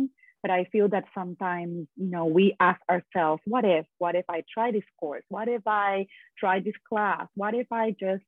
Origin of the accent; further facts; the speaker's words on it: San Juan, Puerto Rico; I am originally from Puerto Rico, and I was born and raised there